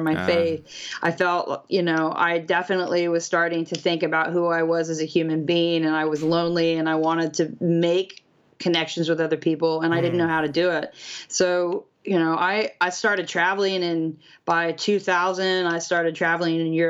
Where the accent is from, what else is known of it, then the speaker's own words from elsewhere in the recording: Kansas, United States; moved away; also born or lived in Nashville / Australia; I grew up in Kansas